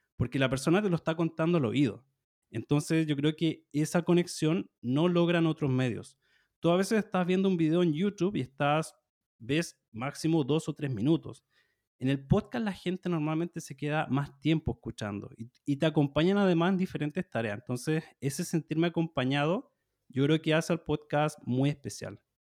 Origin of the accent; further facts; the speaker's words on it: Chile; soy de Chile, soy profesor de español